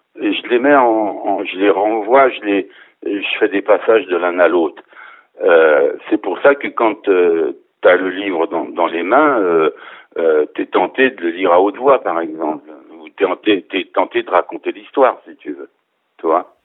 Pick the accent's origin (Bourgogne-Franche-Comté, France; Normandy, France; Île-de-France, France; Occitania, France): Bourgogne-Franche-Comté, France; near Arnay-le-Duc; moved away; à côté d'où moi je suis originaire, à côté d'Arnette duc